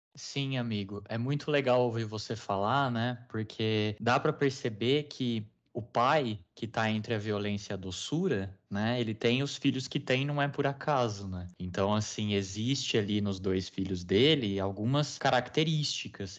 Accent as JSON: {"language": "Portuguese", "country": "Brazil", "said": "nós não temos este mesmo fundo histórico, porque somos um país muito recente"}